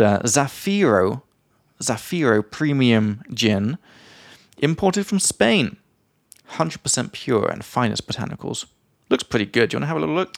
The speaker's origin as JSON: {"language": "English", "region": "England", "country": "United Kingdom", "moved": "yes", "said": "from England"}